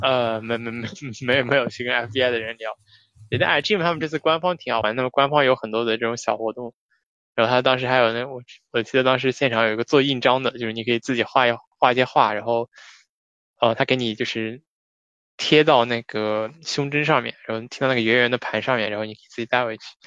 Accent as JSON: {"language": "Chinese", "region": "Shanghai", "country": "China", "said": "我说我是上海的"}